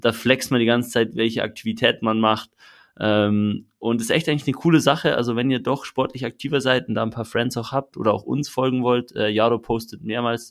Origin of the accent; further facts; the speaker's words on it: Switzerland; ich als Schweizer